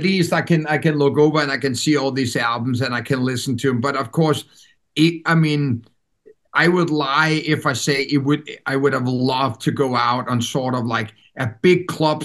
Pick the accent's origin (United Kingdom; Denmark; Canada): Denmark; first language Danish; English is a second language; the country that I was born and raised